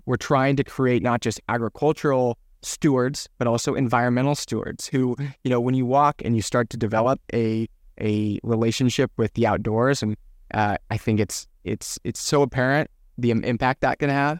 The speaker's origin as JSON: {"language": "English", "area": "Ventura County", "region": "California", "country": "United States", "tie": "born or raised there", "said": "growing up in Ventura County"}